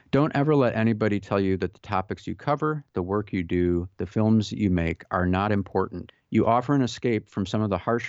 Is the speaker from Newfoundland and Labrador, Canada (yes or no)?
yes; Newfoundland and Labrador, Canada; I grew up in Newfoundland in eastern Canada, a foggy place with a strong Irish folklore history.